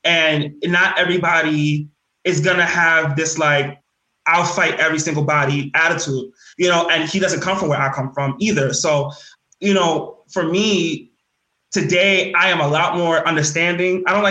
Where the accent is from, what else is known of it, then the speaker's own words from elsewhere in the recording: New York, United States; growing up in the South Bronx